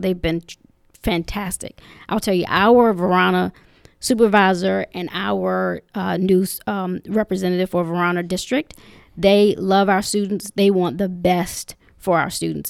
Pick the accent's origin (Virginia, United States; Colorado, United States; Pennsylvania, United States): Virginia, United States; Henrico County; growing up in Humorico County, um, I've enjoyed, you know, both sides of, of the county